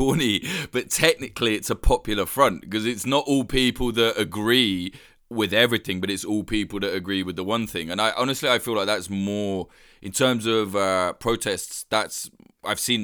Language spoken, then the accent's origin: English; United Kingdom; me as a Brit